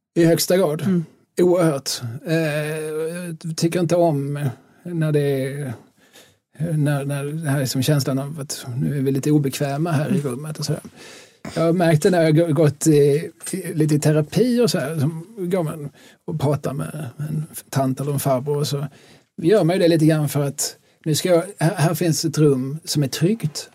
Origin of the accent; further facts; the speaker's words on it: Skåne, Sweden; also born or lived in Lund / Malmö; vi är skåningar